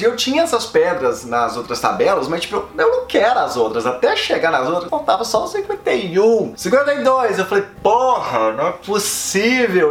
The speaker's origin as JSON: {"language": "Portuguese", "country": "Brazil", "said": "de onde você é? falei, do Brasil."}